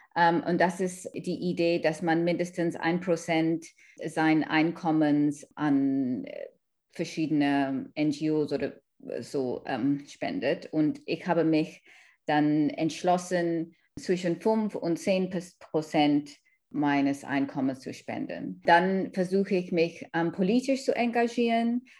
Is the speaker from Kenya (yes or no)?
yes; Kenya; German is a second language; also born or lived in India / London, United Kingdom; now in Germany; Ich komme aus einer indischen Familie, ich bin in Kenia aufgewachsen